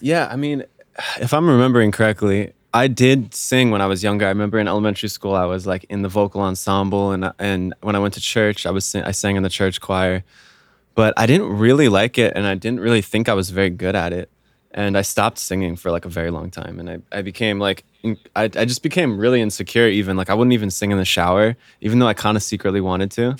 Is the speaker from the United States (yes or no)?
yes; Vienna, Virginia, United States; moved away as an adult; also born or lived in Miami, Florida; I'm from, uh, Northern Virginia